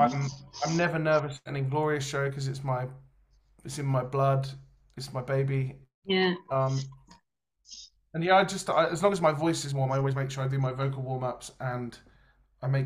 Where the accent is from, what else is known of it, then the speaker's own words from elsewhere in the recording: United Kingdom; we are very British